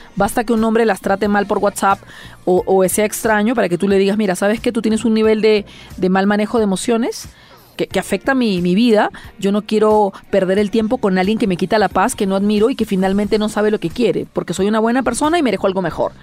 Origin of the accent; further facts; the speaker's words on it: Peru; Mucha gente en mi país, por ejemplo, no conoce las iglesias del centro